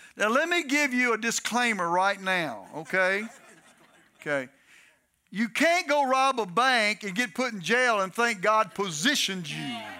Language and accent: English; Texas, United States; also born or lived in Detroit, Michigan; now in Louisiana, United States; I'm a Southern boy. I'm from Texas.